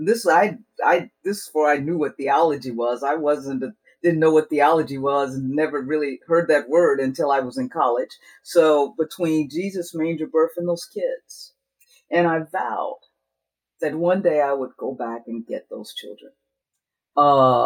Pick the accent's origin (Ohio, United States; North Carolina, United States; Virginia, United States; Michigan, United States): Ohio, United States; Dayton; I was born and raised in Dayton, Ohio, cradle Episcopalian